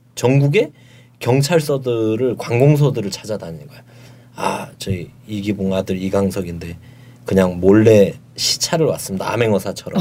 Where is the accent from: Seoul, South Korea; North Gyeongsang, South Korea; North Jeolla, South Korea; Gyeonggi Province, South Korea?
North Gyeongsang, South Korea; Yeongju; moved away; 고향이 경북 영주거든요